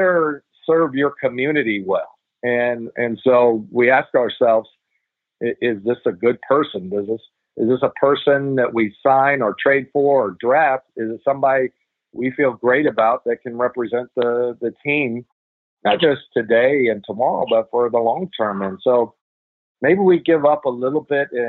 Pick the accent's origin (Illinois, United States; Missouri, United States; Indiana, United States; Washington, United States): Indiana, United States; Noblesville; I grew up in Indiana